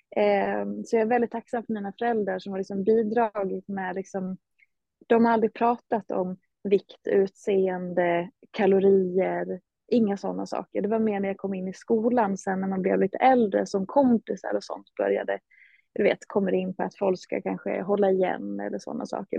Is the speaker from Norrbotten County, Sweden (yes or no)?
no; Hedemora, Dalarna County, Sweden; moved away; Jag hade trott att jag skulle stanna hemma i Hedemora